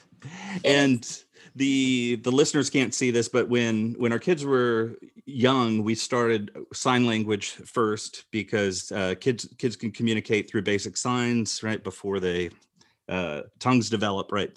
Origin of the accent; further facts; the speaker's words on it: Rockford, Illinois, United States; I grew up in Rockford, Illinois